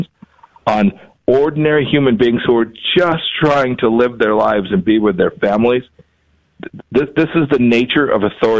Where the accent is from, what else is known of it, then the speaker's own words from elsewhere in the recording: Kansas, United States; I'm from Kansas. I'm from the Midwest